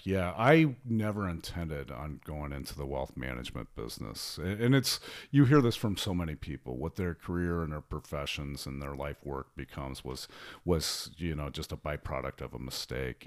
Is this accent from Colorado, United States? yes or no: yes; small town near Denver, Colorado, United States; also born or lived in Columbus, Ohio; now in Miami, United States; I'm actually originally from, um, the Colorado area, actually a little small town in the mountains just outside of Denver